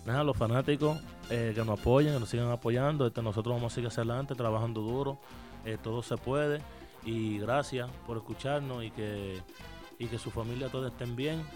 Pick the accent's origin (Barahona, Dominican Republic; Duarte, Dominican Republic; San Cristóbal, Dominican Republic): Duarte, Dominican Republic; San Francisco de Macorís; also born or lived in Haina, Dominican Republic; yo soy de, de, Jaina, de República Dominicana. Eh, yo nací allá desde los cuatro años, me fui para, para San Francisco de Macorís, arriba donde me crié.